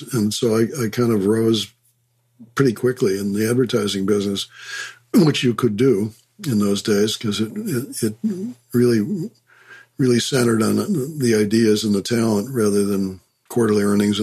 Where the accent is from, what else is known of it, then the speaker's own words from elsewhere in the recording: Chicago, Illinois, United States; I grew up in Chicago